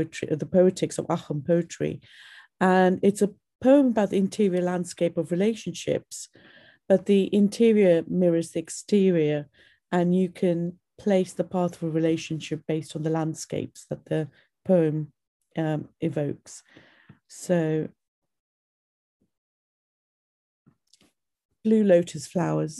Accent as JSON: {"language": "English", "country": "Sri Lanka", "said": "I am a Tamil from Sri Lanka"}